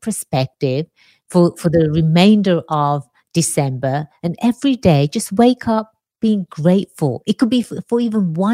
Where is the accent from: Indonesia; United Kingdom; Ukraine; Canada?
United Kingdom; England; moved away; growing up in England